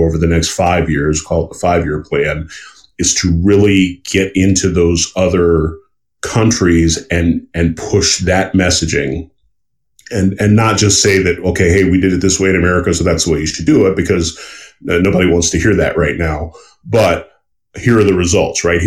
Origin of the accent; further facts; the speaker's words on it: the South, United States; I grew up in the South